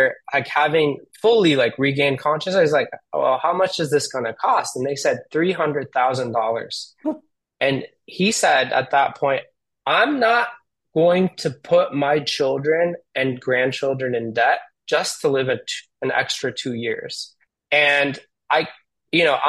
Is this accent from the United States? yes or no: yes; United States; My parents are immigrants, and they came here, and I was born here in the United States.